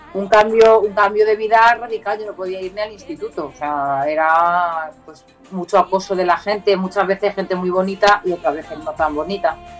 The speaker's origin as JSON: {"language": "Spanish", "town": "Leganés", "region": "Community of Madrid", "country": "Spain", "tie": "born or raised there", "said": "yo era de Leganés"}